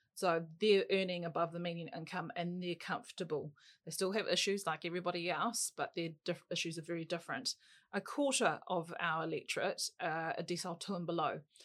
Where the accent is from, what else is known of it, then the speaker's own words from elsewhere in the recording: Auckland, New Zealand; I was brought up in Auckland's North Shore